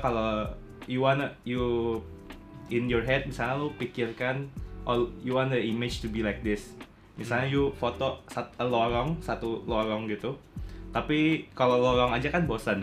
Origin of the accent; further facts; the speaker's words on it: Tarakan, North Kalimantan, Indonesia; moved away as an adult; also born or lived in Singapore; gue tuh berasal dari Tarakan, Kalimantan Utara